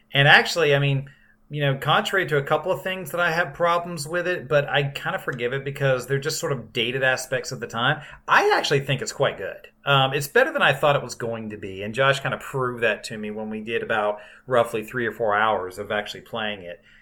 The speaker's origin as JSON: {"language": "English", "region": "South Carolina", "country": "United States", "tie": "born or raised there", "said": "when I was growing up in South Carolina"}